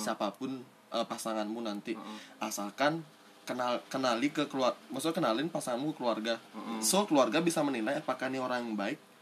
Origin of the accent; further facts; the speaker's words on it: Denpasar, Bali, Indonesia; aku uh, lahir di Denpasar kota besar dan tumbuh kembangku menuju dewasa ini di lingkungan perumahan yang plural sekali